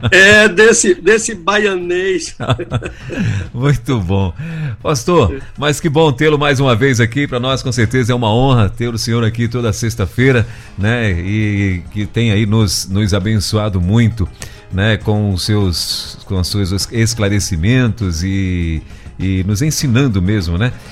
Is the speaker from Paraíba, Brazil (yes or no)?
no; Salvador, Bahia, Brazil; Sou baiano de Salvador.